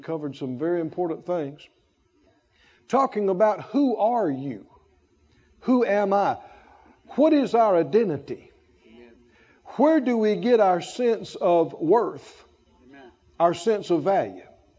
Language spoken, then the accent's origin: English; the South, United States; born there; I talked about being born to my parents and so I'm a Moor. I was born in the South. I was born a country boy.